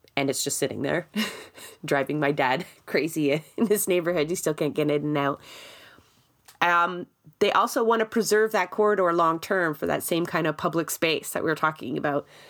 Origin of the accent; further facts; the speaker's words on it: Toronto, Ontario, Canada; I grew up in Scarborough for most of my life